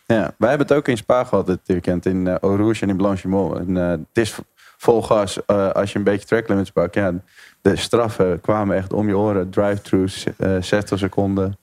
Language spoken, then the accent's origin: Dutch; Netherlands; als een Nederlander in de autosport